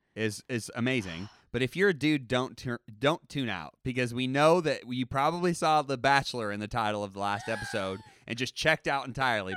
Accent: United States; I'm an American

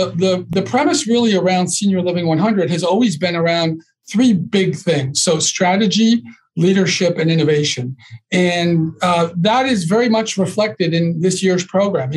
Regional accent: Northeast, United States; I'm from the Northeast

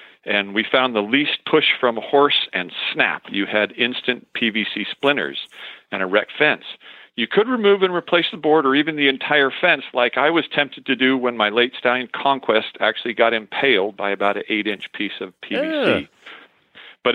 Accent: San Francisco, California, United States; now in White City, Oregon, United States; I was born in San Francisco, back when San Francisco was fun. And on the Marin County side, I grew up in a family of 5 children

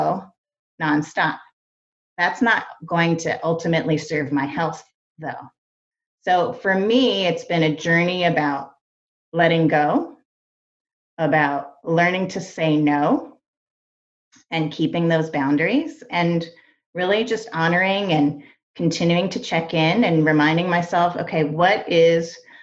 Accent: East Coast, United States; I grew up on the East Coast

